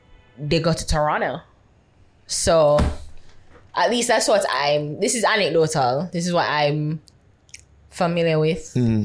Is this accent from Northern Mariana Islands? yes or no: no; Portmore, Saint Catherine, Jamaica; I was raised primarily in Portmore.